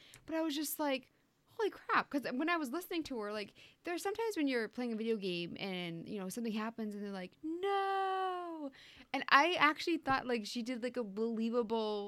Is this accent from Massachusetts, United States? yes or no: yes; Newburyport, Massachusetts, United States; I was born in Newburyport